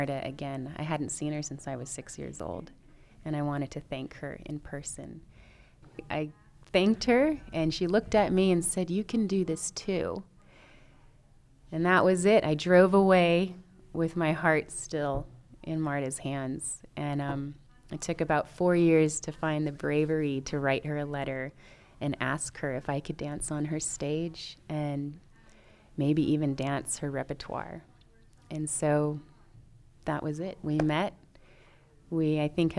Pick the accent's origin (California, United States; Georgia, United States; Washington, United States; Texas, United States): California, United States; Oakland; moved away as an adult; now in Death Valley Junction, United States; I'm from Oakland, California, and I'm a ballerina here in Death Valley Junction